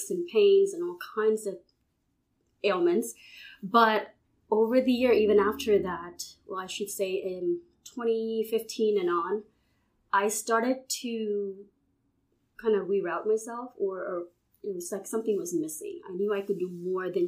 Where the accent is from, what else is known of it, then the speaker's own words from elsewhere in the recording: Houston, Texas, United States; moved away as an adult; now in Baton Rouge, United States; I'm originally from Houston